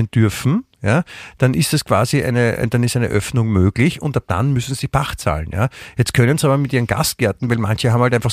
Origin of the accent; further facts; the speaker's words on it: Vienna, Austria; als Wiener kann man sich ja gut dran, dran festhalten, dass woanders es den Leuten auch schlecht geht